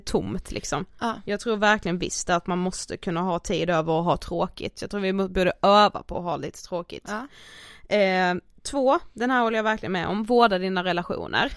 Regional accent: Karlshamn, Blekinge, Sweden; moved away; jag har ju varit hemma i Karlshamn över helgen

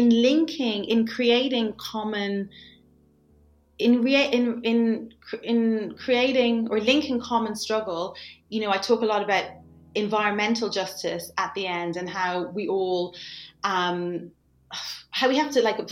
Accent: Ireland; growing up in Ireland

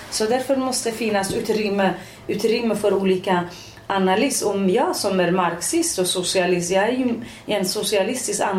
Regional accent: Iranian Kurdistan, Iran; Swedish is a second language; also born or lived in Västerås, Sweden; now in Sweden; Ja, Kurdistan, Iran.

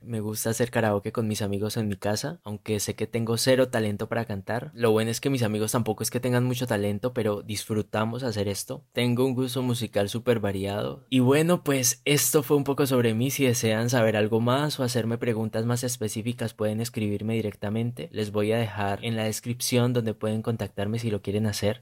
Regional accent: Silvia, Cauca, Colombia; moved away; nací en Silvia, la Suiza de América como la llaman, es un pueblito pluricultural a una hora más o menos de Popayán, esto queda para quienes no conocen al suroccidente de Colombia.

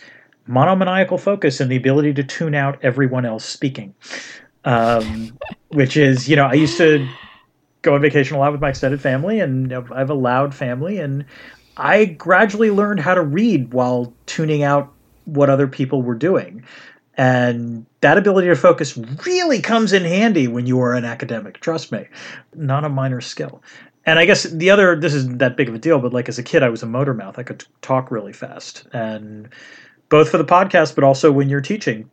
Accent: outside of Hartford, Connecticut, United States; I grew up outside of Hartford

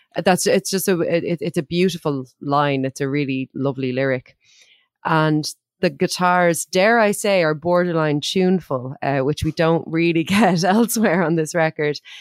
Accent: Ireland; as an Irish person

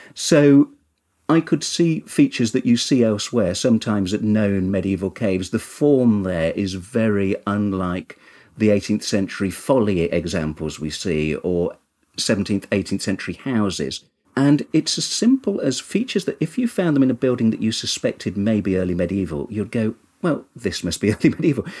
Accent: Kinver, West Midlands, United Kingdom; I'm originally from Kinver in Staffordshire, which has lots and lots of cave dwellings

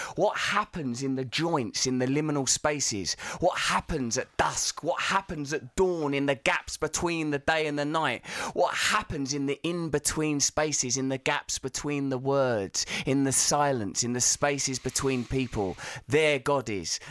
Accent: Essex, East of England, United Kingdom; I'm from Essex

